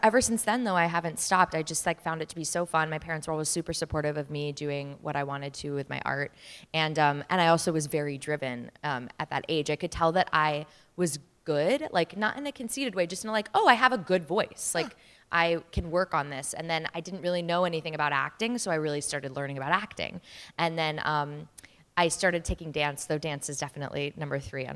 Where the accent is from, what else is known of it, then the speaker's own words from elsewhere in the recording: Mesa, Arizona, United States; moved away; also born or lived in Chandler, Arizona; I grew up in Arizona, in Mesa and in Chandler